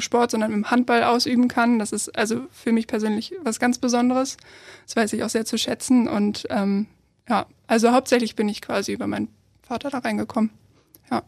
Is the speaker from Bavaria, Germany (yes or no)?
no; Kiel, Schleswig-Holstein, Germany; Ich komme aus Kiel, ich bin hier geboren, aufgewachsen, alles Mögliche